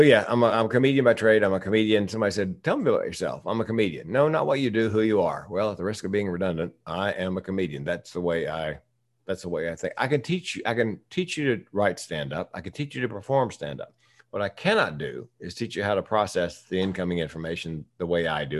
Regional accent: the South, United States; I'm from the South

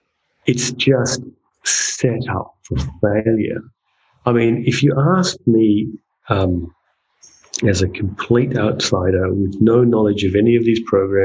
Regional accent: Northern Territory, Australia; And, you know, as a Territorian and as an Australian, you're like, what?

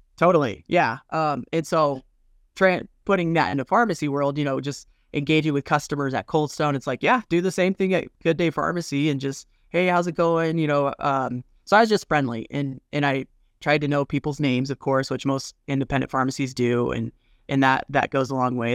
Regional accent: Colorado, United States; also born or lived in Wyoming; Born and raised in Colorado, went up to Wyoming

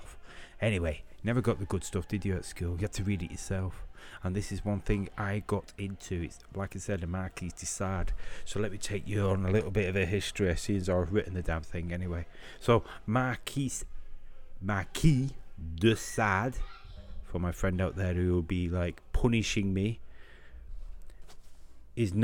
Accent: Manchester, North West England, United Kingdom; I'm from Manchester and can hardly speak English

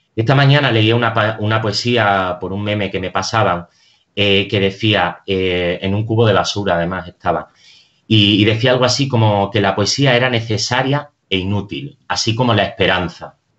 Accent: Extremadura, Spain; now in Madrid, Spain; Yo soy extremeño y en mi tierra todavía disfrutamos del silencio del campo

